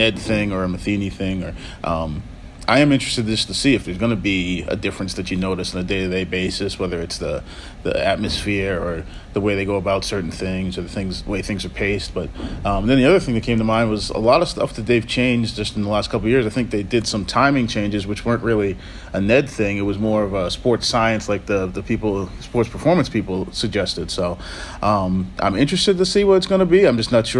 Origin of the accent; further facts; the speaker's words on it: Boston, Massachusetts, United States; growing up in New England and Boston